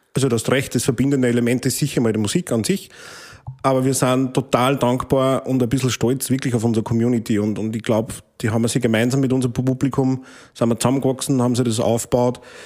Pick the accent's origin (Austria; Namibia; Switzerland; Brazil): Austria; St. Martin im Innkreis, Upper Austria; meinen Heimatort in St. Martin im Innkreis